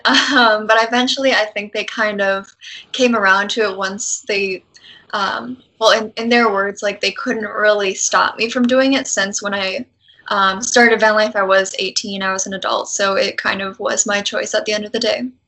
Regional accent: Wisconsin, United States; moved away as an adult; now in San Antonio, United States; I am from Wisconsin and I currently live in San Antonio in Texas. And I moved here about a year ago

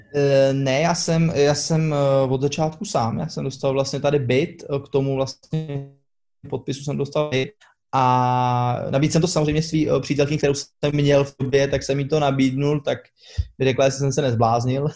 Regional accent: Czechia; moved away as an adult; now in Slovenia; z Česka

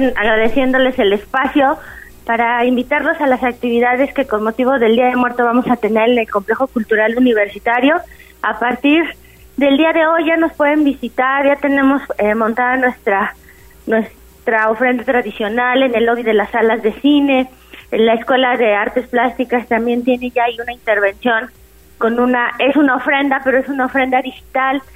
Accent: Mexico; es una característica de todos nosotros como, como mexicanos

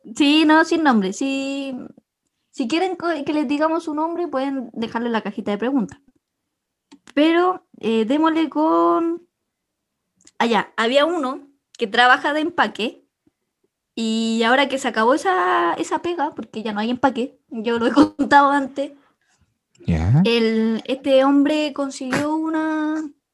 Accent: Chile; vengo de Chile

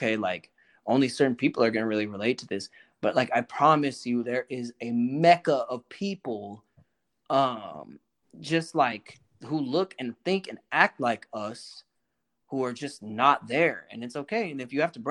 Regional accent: Oakland, California, United States; I was raised out in Oakland

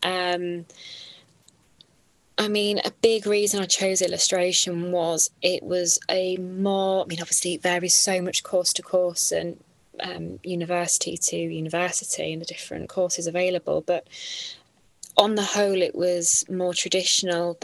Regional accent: Willerby, Yorkshire and the Humber, United Kingdom; also born or lived in Hull / South Cave; I grew up in Willoughby and lived there until last year

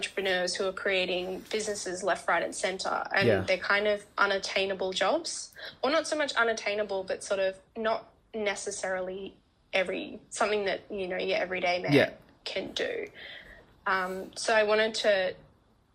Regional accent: Canberra, Australian Capital Territory, Australia; moved away as an adult; now in Melbourne, Australia; I'm originally from Canberra, a nice small town known as the capital of Australia.

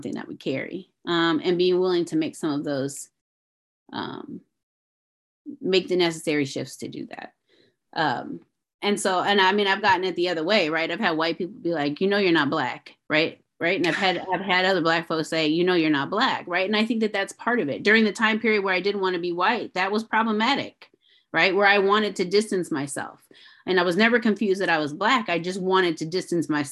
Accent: St. Louis, Missouri, United States; I grew up in St. Louis

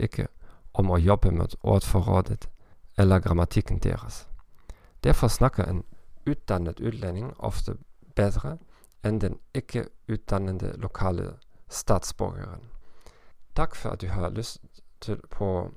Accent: Northern Germany, Germany; accent: North German; Norwegian is a second language; Jeg kommer fra Nord-Tyskland

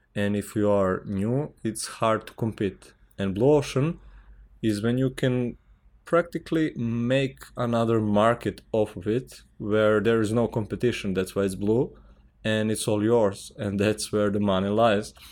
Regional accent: Serbia; English is a second language; I'm from Serbia

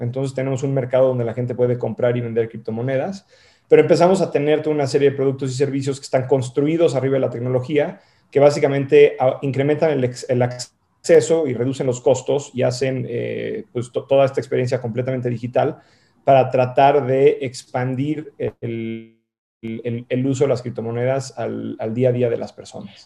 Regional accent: Mexico; moved away as an adult; also born or lived in San Francisco, United States / Boston, United States; yo soy mexicano, viví en México, ah, eh, crecí, viví en México hasta los 18 años, luego me fui a vivir fuera

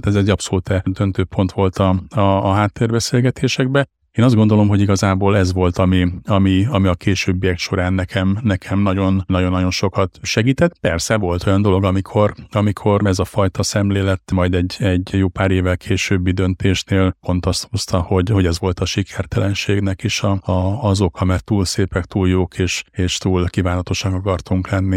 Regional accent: Hajdúszoboszló, Hajdú-Bihar, Hungary; volt vidéken Hajdú Szoboszlon egy á bé cé áruházunk, amit eleinte közösen vezettünk a, a, az édesapámmal

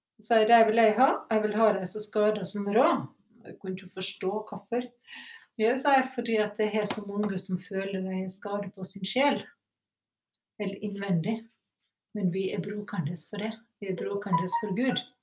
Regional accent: Sunnmøre, Møre og Romsdal, Norway; moved away; Og så var jeg hjemme på Sunnmøre

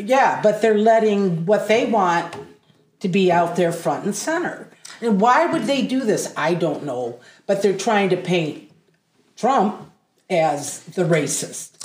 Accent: Adrian, Michigan, United States; also born or lived in Massachusetts / Blissfield, Michigan; I was born in Massachusetts. We moved to Adrian when I was six.

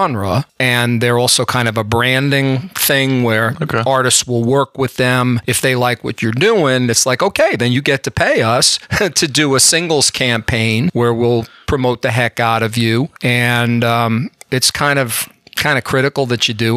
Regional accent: rural New Jersey, United States; accent: Bronx; also born or lived in Bronx, New York; I was born in the Bronx, New York, and I grew up in very rural New Jersey

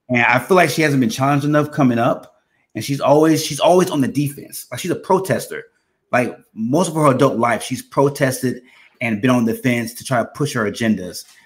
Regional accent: Texas, United States; I grew up in Texas.

